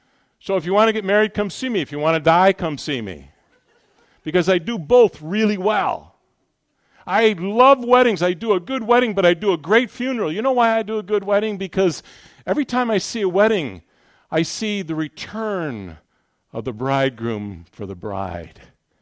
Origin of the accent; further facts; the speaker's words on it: New York, United States; This is Ohio. You're all conservative here. I come from New York.